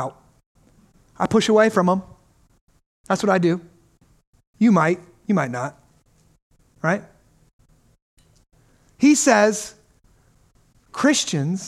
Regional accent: United States; we grew up in America

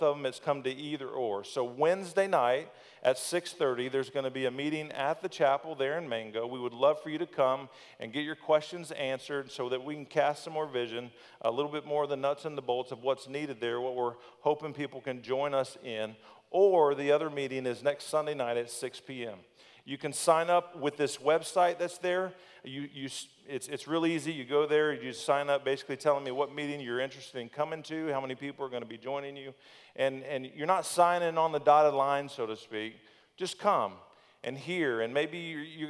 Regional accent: Thonotosassa, Florida, United States; also born or lived in Plant City, Florida / Brandon, Florida; I've lived growing up in Thanodosassa

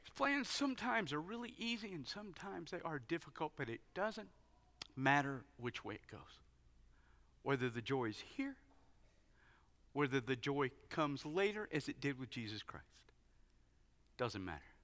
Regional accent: United States; being an American guy

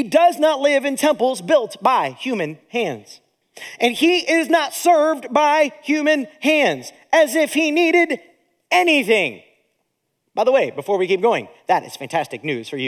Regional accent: Akron, Ohio, United States; also born or lived in Zanesville, Ohio / Steubenville, Ohio; now in Indiana, United States; I was born in Zanesville, lived in Steubenville, and then raised in Akron, Ohio

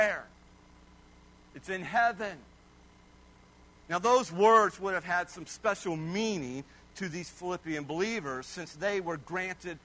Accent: Kiowa, Kansas, United States; also born or lived in Hazelton, Kansas; I was born in Kiowa, the great metropolis of Kiowa, Kansas.

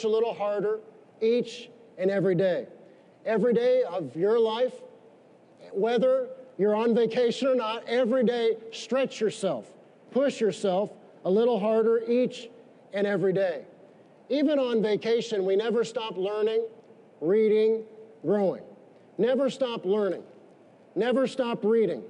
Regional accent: United States; we're Americans

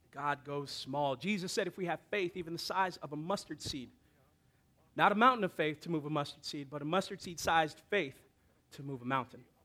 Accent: Hawaii, United States; me growing up in Hawaii

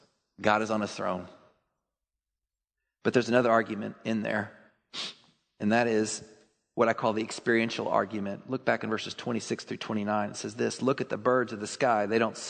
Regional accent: Texas, United States; I grew up in Texas.

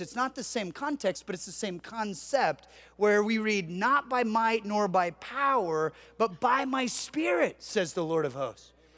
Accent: Southern California, United States; I grew up in Southern California

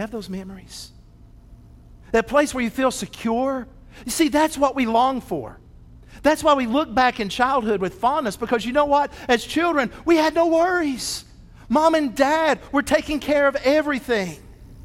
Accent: Athens, United States; growing up in Athens at 522 Holt Street

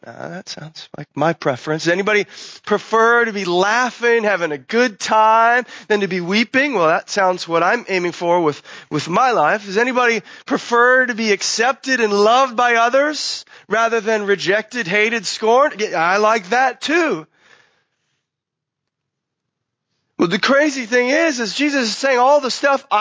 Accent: United States; especially as American Christians

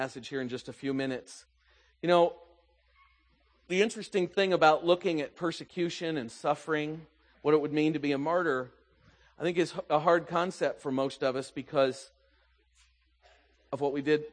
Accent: the South, United States; moved away; I grew up in the South

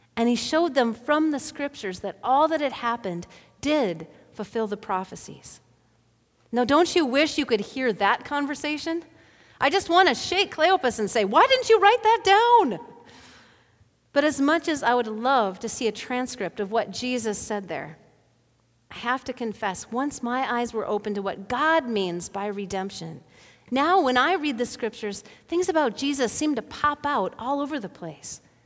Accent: Bemidji, Minnesota, United States; Back in the eighties, when I was growing up in Bemidji

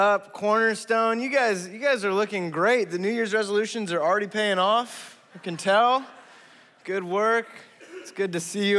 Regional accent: United States

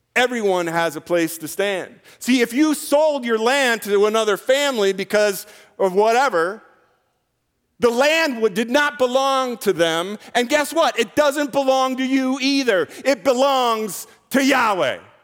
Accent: United States; I'm an American

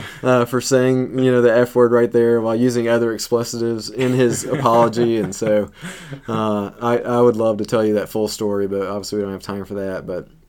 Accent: the South, United States; Well, I grew up in the South and came to Christ in college

